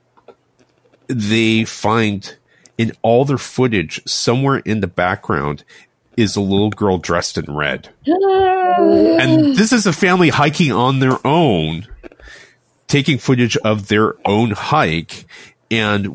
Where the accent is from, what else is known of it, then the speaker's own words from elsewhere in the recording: United States; My family is Taiwanese, but I didn't grow up in Taiwan. I was born and raised in the United States